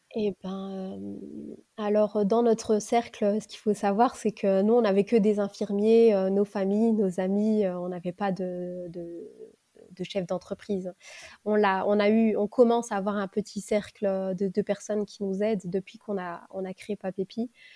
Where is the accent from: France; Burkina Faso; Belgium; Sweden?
France; Lille, Hauts-de-France; Lille, parce que c'est ma ville natale